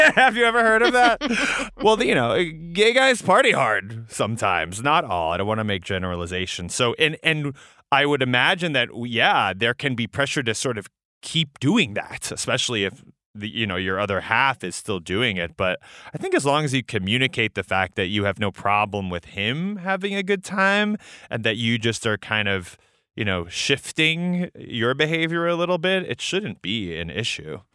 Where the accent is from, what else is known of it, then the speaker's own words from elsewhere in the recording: New York City, New York, United States; I grew up in New York City